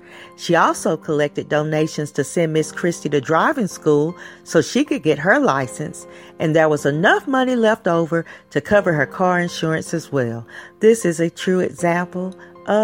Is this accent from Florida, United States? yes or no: no; Tennessee, United States; my home state of Tennessee.